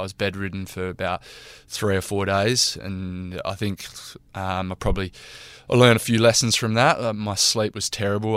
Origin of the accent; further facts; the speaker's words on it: Narrabeen, New South Wales, Australia; now in Karratha, Australia; my hometown in Narrabeen